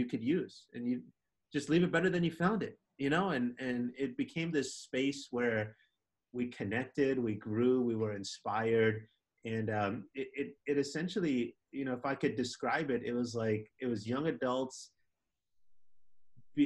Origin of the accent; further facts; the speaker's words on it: Minneapolis, Minnesota, United States; also born or lived in Wisconsin; going back to home in Minneapolis